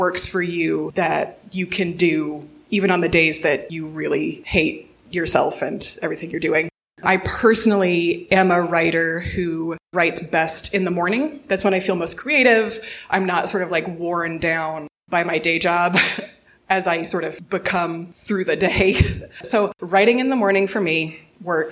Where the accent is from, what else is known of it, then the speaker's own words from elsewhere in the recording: Missouri, United States; also born or lived in Denver / Bowling Green, Ohio; now in Cleveland, United States; I'm from Missouri originally